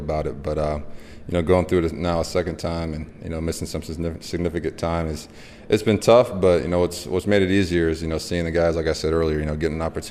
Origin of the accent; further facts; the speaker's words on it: California, United States; Growing up in California